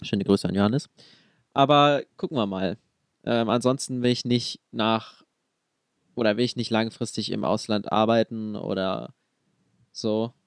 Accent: Dresden, Saxony, Germany; meine Heimat ist eigentlich Dresden oder Sachsen

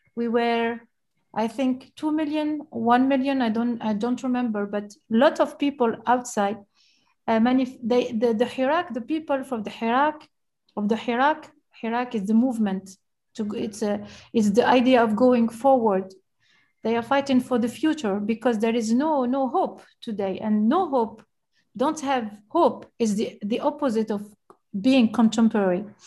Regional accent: Algiers, Algiers Province, Algeria; I grew up in Algiers and even though in Algiers I grew up inside the museum

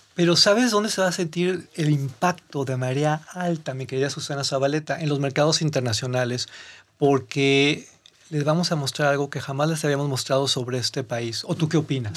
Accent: northern Mexico, Mexico; como norteño

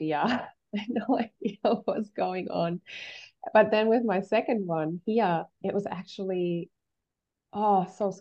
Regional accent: Germany; moved away; I was born in Germany and, you know, lived there for a really long portion of my life

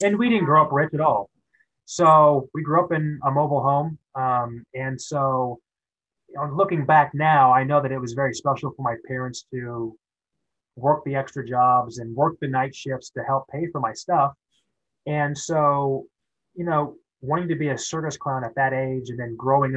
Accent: Kansas City, United States; moved away as an adult; I grew up in Kansas City

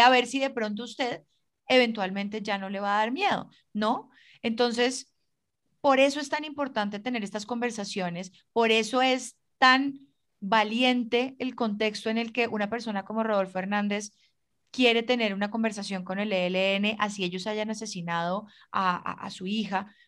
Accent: Colombia; como colombiana y como ciudadana

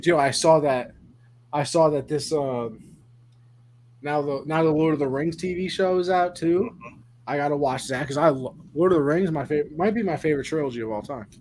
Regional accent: New York, United States; I'm just from New York

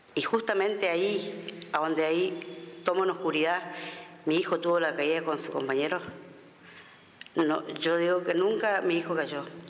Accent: Villa Ángela, Chaco, Argentina; soy de Villa Ángela Chaco

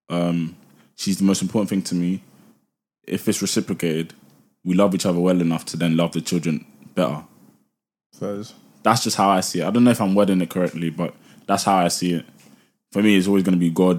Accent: Nigeria; English is a second language; moved away; My English is not the best. You know, I was born in Nigeria

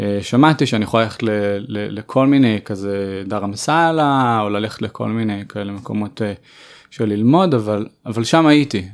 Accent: Tel Aviv, Tel Aviv District, Israel; אני גדלתי בצפון תל אביב

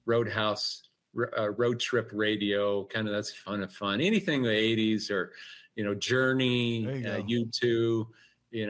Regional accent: Eastern Washington, United States; Eastern Washington and rural towns I've been all my life. So grew up on an apple orchard, pear orchard

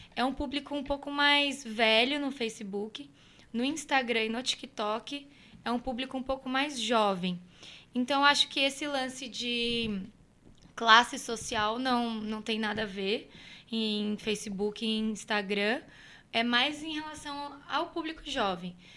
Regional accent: Cruzeiro, São Paulo, Brazil; moved away as an adult; Foi em 2013 que eu saí de Cruzeiro, que eu fui para São Paulo

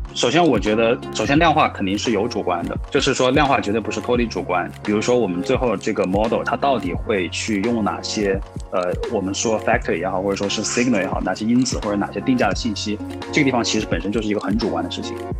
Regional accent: Changsha, Hunan, China; 我自己的话呢是湖南长沙人

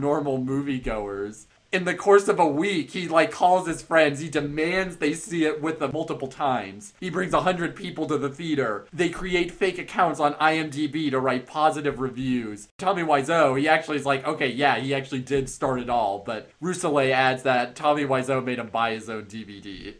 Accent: Marin County, Bay Area, California, United States; I'm from Marin County, but I have family in the East Bay

